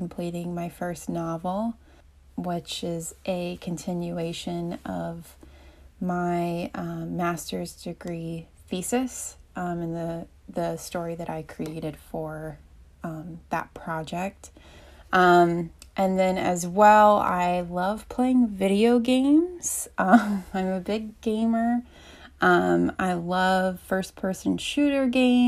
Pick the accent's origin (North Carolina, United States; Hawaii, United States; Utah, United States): North Carolina, United States; Asheville; I'm from Asheville, North Carolina, so I'm kind of from a good area within Southern Appalachia